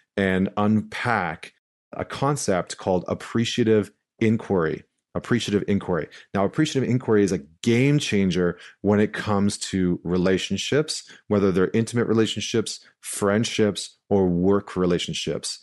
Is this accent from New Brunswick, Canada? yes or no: no; St. Albert, Alberta, Canada; moved away; I'm coming to you live from Saint Albert, Alberta. I'm back in my hometown, uh, which is right outside of Edmonton